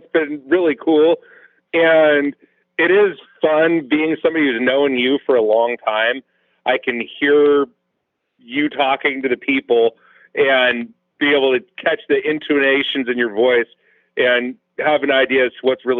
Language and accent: English; the Northwest, Pacific Northwest, United States; when I was a kid growing up in the Northwest